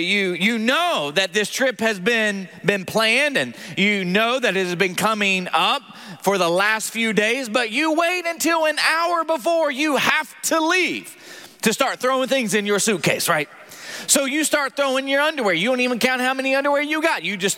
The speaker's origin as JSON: {"language": "English", "region": "the South", "country": "United States", "accent": "Southern", "said": "as I read the genealogy of Jesus with my southern accent, you cannot make fun of the way I pronounce some of these words, okay?"}